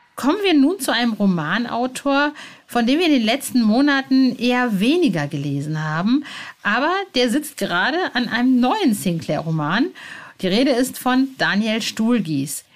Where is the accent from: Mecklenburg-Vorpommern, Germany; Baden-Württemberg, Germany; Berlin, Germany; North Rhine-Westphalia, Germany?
North Rhine-Westphalia, Germany; ich äh, komme aus Ostwestfalen